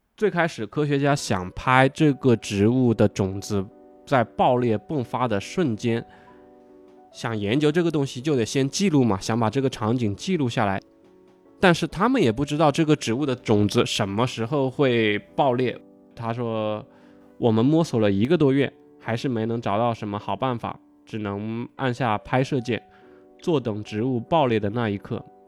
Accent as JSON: {"language": "Chinese", "region": "Hunan", "country": "China", "tie": "born or raised there", "said": "我是湖南人嘛，就是我们，呃，从小可能吃小龙虾就吃得比较多一点"}